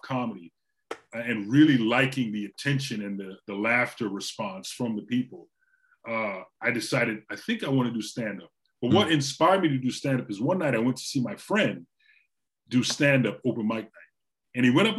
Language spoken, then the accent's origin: English; Trinidad & Tobago; also born or lived in Orlando, United States; now in United States; I grew up in Trinidad. So I grew up till about the 80s.